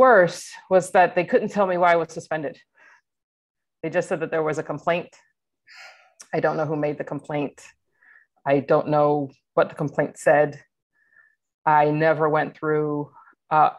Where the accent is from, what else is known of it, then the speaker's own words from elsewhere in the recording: Atlanta, Georgia, United States; moved away as an adult; I grew up in Atlanta, Georgia, was recruited from Atlanta for my work with Kaiser Permanente